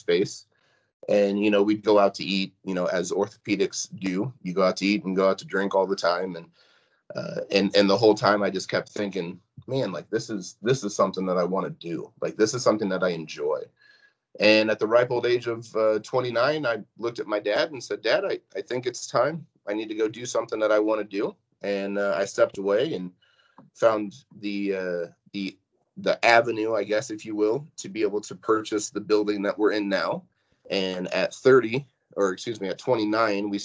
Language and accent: English; Pierceton, Indiana, United States; also born or lived in Warsaw, Indiana; I grew up in Pearson, so, you know, a one-horse town just outside of Warsaw.